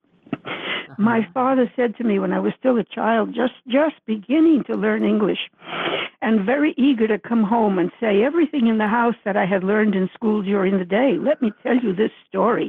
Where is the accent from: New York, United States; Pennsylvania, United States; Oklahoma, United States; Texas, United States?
New York, United States; first language Spanish; English is a second language; moved away as an adult; also born or lived in Dominican Republic; I grew up in this country, first in New York from the age of 7 onward